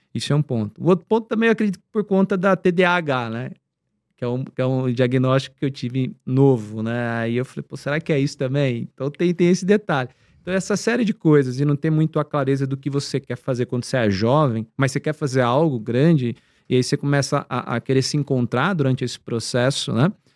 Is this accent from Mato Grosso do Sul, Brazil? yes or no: yes; Campo Grande, Mato Grosso do Sul, Brazil; moved away as an adult; now in São Paulo, Brazil; da minha cidade lá, onde eu nasci, que é Campo Grande